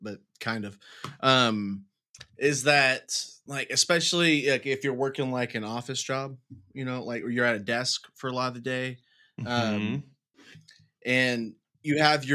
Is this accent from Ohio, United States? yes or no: no; Dallas, Texas, United States; also born or lived in Wichita Falls, Texas; I'm from Dallas